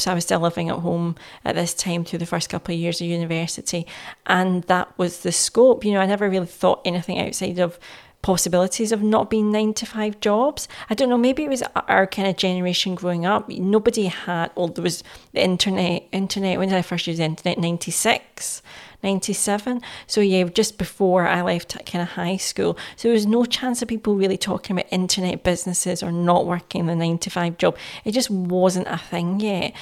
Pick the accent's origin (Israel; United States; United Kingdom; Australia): United Kingdom; Glasgow, Scotland; I was born and raised in Glasgow